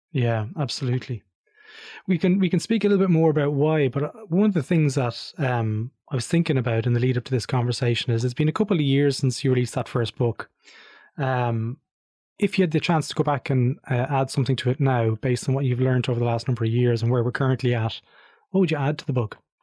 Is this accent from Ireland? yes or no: yes; Ireland; Being Irish, of course, we speak English.